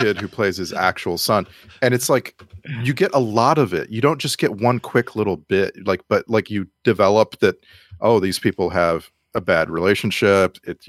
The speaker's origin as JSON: {"language": "English", "region": "Texas", "country": "United States", "tie": "born or raised there", "said": "because I grew up in South Texas. It just wasn't a thing."}